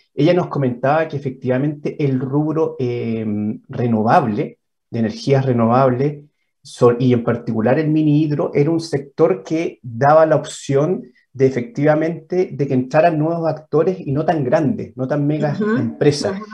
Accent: Chile; somos los chilenos

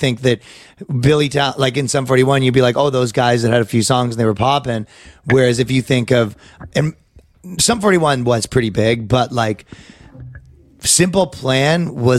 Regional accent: Ajax, Ontario, Canada; I'm from Ajax.

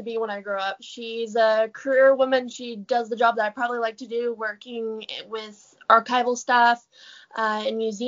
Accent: Ontario, Canada; moved away as an adult; now in New Brunswick, Canada; I'm from Canada specifically. I used to live in Ontario, but I've recently moved to New Brunswick for school.

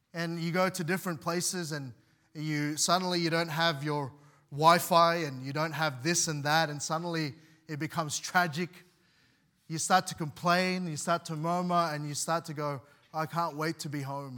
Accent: Australia; I was seven years old. My parents decided to bring us here.

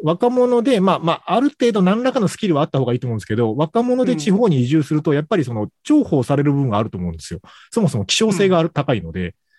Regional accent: Kagoshima, Japan; moved away as an adult; 自分の場合、鹿児島で生まれて、一回都会に出て、U ターンしてきた方なので

